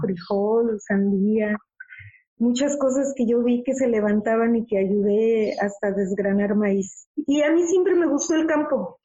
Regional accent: Mexico; como buen mexicano o latinoamericano

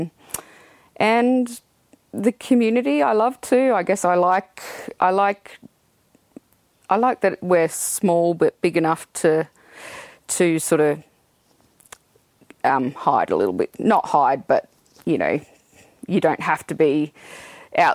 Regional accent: Toowoomba, Queensland, Australia; I was born in Toowoomba, born and bred

